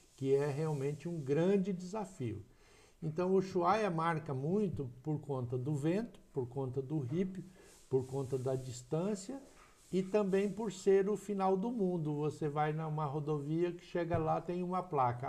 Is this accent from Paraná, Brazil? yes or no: yes; Ivatuba, Paraná, Brazil; also born or lived in Maringá; now in Umuarama, Brazil; Eu sou natural de Ivatuba, uma pequena cidade aqui próxima a Maringá. Sim. Tá? Fiquei em Ivatuba até os 18 anos de idade